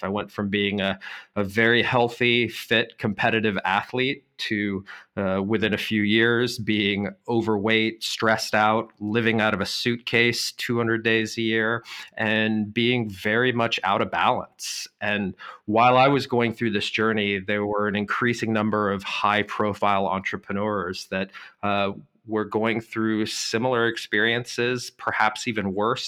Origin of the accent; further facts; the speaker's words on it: Boulder, Colorado, United States; moved away as an adult; now in Germany; my hometown of Boulder, Colorado